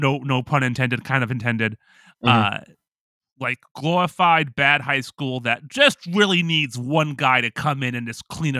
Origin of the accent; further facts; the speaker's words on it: Oakland, California, United States; growing up in Oakland, California, same thing.